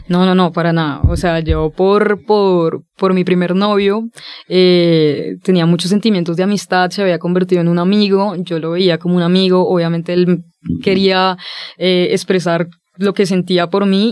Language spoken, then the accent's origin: Spanish; Villavicencio, Meta, Colombia; yo nací eh, en un contexto bastante complejo porque soy de Villavicencio, soy de una ciudad pequeña